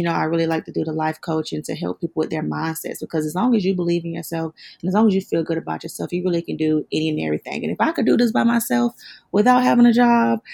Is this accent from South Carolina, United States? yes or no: yes; South Carolina, United States; accent: country; moved away as an adult; now in Atlanta, United States; I'm actually from South Carolina, but okay. I've been in Atlanta since 2017